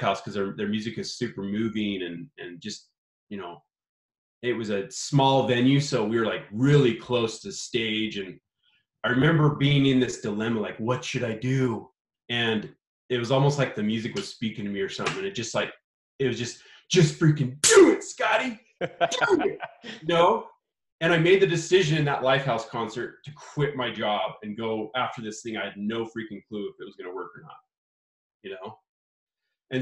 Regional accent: Idaho, United States; also born or lived in California; we're from Idaho, right? We're like podunk Idaho, potato fields. There's not a lot of opportunity here.

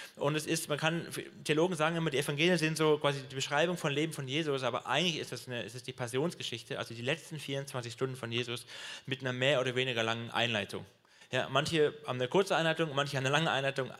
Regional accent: Swabia, Germany; ich bin Schwabe

